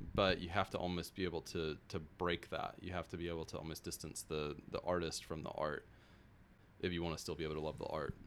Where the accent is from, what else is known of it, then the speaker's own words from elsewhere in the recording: South Georgia, United States; also born or lived in Florida; grew up in South Georgia.